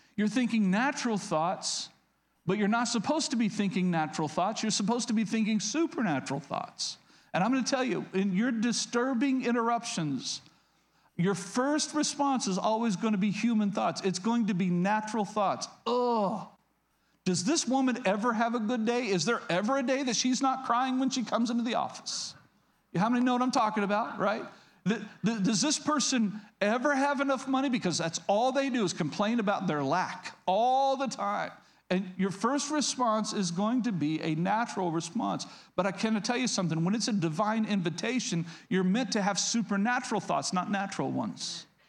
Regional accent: Oklahoma, United States; moved away as an adult; also born or lived in DeMont, Indiana; I was born and raised in Oklahoma.

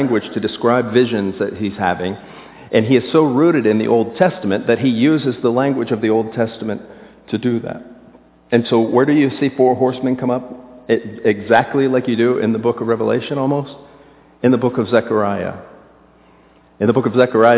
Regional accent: South Florida, United States; moved away; I was raised in South Florida

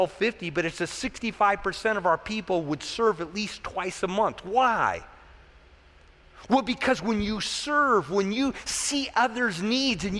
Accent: United States; as an American, you know, our American mindset

